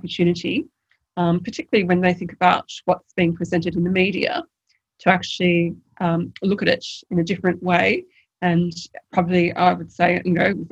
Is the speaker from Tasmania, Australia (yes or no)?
yes; Tasmania, Australia; now in Sydney, Australia; I'm from Tasmania